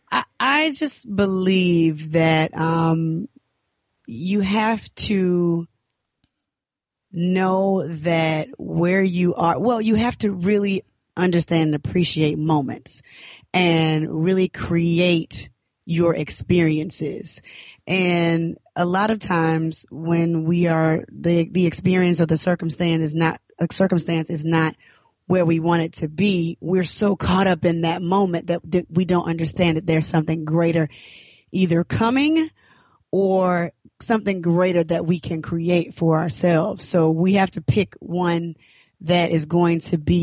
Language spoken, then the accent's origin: English; Decatur, Georgia, United States; also born or lived in Atlanta, Georgia / Florida; I grew up in Decatur, Georgia, born in Atlanta